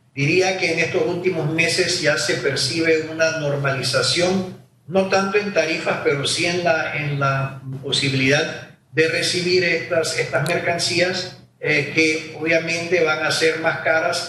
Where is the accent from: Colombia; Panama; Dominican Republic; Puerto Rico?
Panama; nosotros como panameños